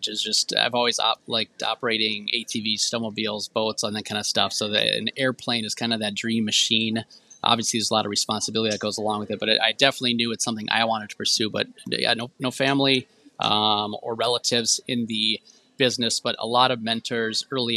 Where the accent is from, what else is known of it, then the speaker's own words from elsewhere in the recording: Marshfield, Wisconsin, United States; Marshfield, Wisconsin, where I grew up